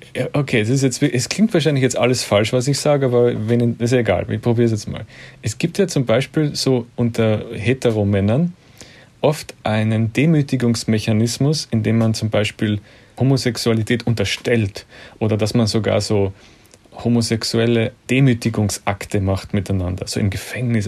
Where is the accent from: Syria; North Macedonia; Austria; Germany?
Austria; als Österreicher